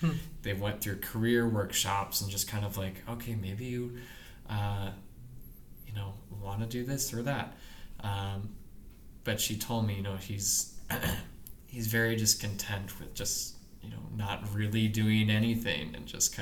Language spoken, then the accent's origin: English; Seattle, Washington, United States; moved away as an adult; also born or lived in Spokane, Washington; now in Detroit, United States; I'm from Seattle